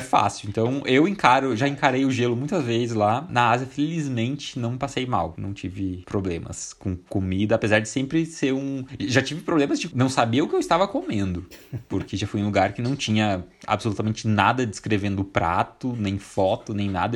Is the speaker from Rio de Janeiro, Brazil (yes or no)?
no; Curitiba, Paraná, Brazil; eu sou de Curitiba